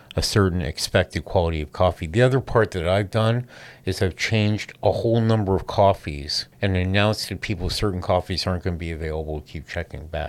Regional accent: San Francisco, California, United States; I'm from San Francisco.

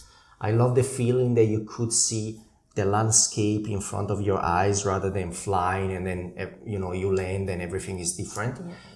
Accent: Lecco, Lombardy, Italy; moved away; So originally I'm from Italy. The northern part of Italy, very close to Milan. So north of Milan, roughly half an hour north, there is a lake called Lake Como, and I come from that area on the branch, Lecco's branch, which is the other main town on the lake.

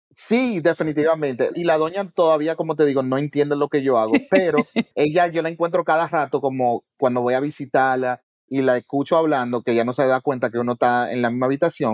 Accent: New York City, New York, United States; yo soy primera generación americano, nacido y criado en Nueva York. Big up the South Bronx.

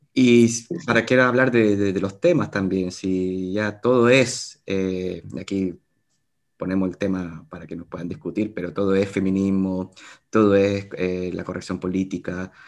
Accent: Chile; now in Spain; yo, en mi caso, desde Chile

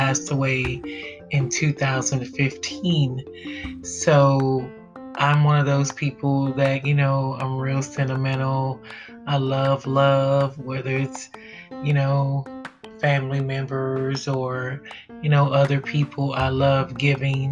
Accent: Texas, United States; I'm from the South. I'm from Texas.

